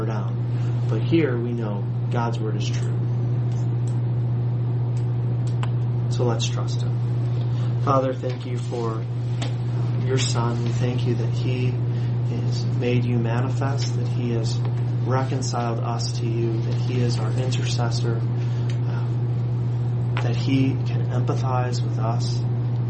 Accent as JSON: {"language": "English", "country": "United States", "said": "especially as American Christians"}